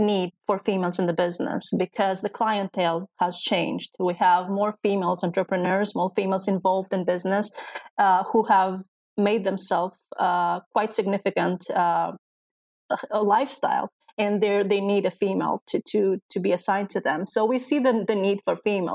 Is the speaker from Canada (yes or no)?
no; Greece; also born or lived in Albania; And I was Albanian, but I was raised in Greece, so I didn't have the Greek citizenship